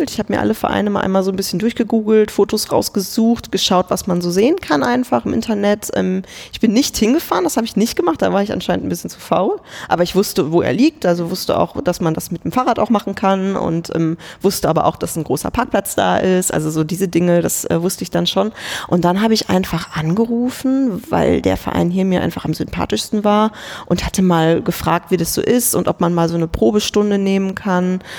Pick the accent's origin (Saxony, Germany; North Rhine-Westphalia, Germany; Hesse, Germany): North Rhine-Westphalia, Germany; Kevelaer; Das ist der Ort, in dem ich geboren wurde, wo ich herkomme. Es ist am Niederrhein.